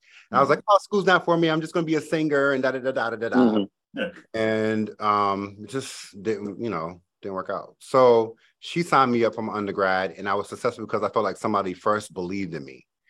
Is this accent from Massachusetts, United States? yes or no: yes; Boston, Massachusetts, United States; So I was born and raised in Boston, Massachusetts. And if you know anything about Boston, it's not what you see on TV.